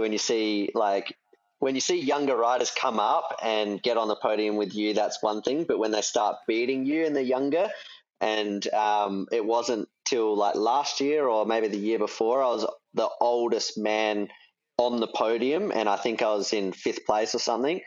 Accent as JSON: {"language": "English", "country": "Australia", "said": "I am Australian"}